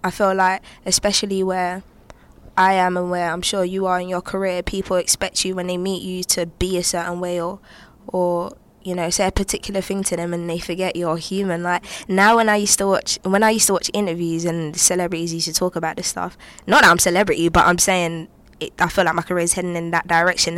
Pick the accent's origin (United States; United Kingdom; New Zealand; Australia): United Kingdom; I'm black, I'm British